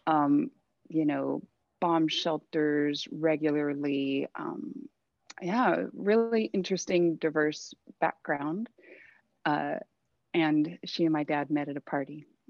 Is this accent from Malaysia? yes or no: no; Thousand Oaks, California, United States; also born or lived in Santa Monica, California / Mammoth, California / Reno, Nevada; I was born down here in Southern California. Um, I actually grew up in Thousand Oaks